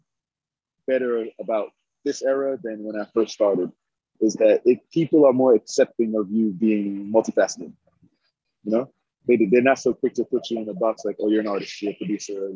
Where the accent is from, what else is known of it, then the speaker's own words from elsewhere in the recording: New York City, New York, United States; moved away as an adult; also born or lived in Maryland; now in Los Angeles, United States; I grew up in Crown Heights